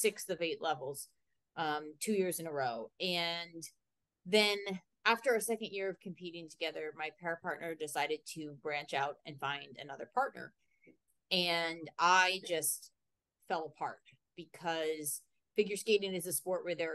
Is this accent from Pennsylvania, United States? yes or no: yes; Lancaster, Pennsylvania, United States; born or raised there